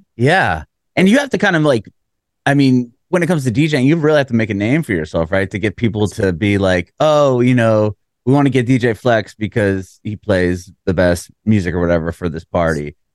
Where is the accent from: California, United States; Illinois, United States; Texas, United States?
California, United States; San Diego; moved away as an adult; now in Nashville, United States; I'm from San Diego, and we moved about two, almost three years ago now to Nashville, Tennessee